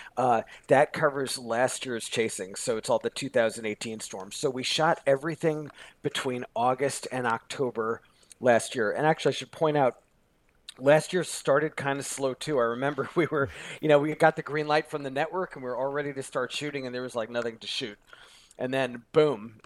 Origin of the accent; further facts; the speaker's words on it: Long Island, New York, United States; now in Los Angeles, United States; I grew up on Long Island, you know, which is a suburb of New York City